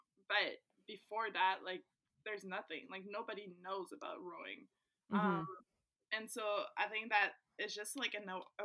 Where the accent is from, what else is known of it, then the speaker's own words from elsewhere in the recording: Saint-Hubert, Quebec, Canada; English is a second language; I was in Saint-Hubert in my hometown.